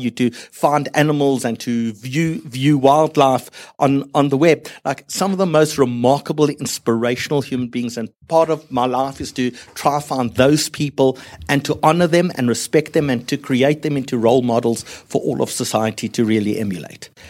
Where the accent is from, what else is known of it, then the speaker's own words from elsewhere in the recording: South Africa; I come from South Africa.